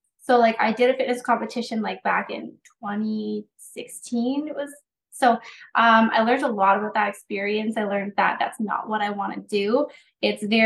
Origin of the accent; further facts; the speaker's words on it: New Brunswick, Canada; I am from New Brunswick